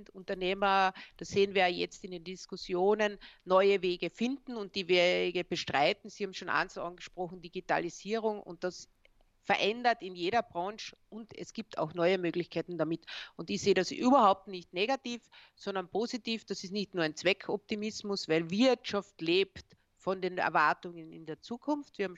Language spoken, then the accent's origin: German; Austria; wo wir ja als Österreicher, das vergessen wir sehr oft, ganz, ganz stark aus dem CI e und deren Entwicklung profitiert haben.